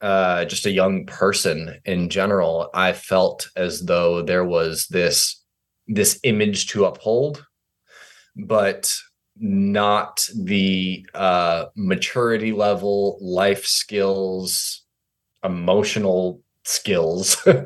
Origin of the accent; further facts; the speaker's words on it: New York, United States; I'm this guy from New York, like, you know.